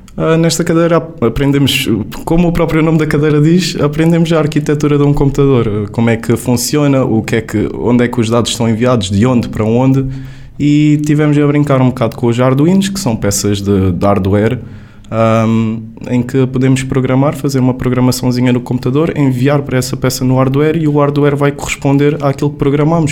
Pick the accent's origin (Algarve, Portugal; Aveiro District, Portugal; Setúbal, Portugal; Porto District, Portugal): Algarve, Portugal; Faro; moved away as an adult; also born or lived in Lisbon; vou mesmo para a minha terra natal, vou voltar para o Algarve